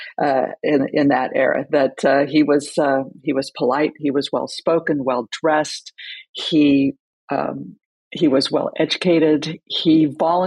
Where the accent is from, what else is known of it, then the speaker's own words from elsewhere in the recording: California, United States; I grew up in California